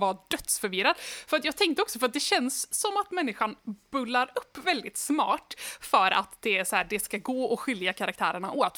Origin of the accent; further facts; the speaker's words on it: Sweden; jag är svensk